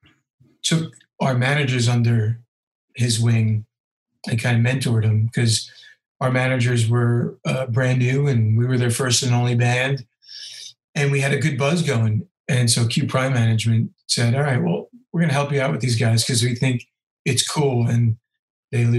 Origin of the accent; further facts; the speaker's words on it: Ridgefield, New Jersey, United States; I'm from Ridgefield.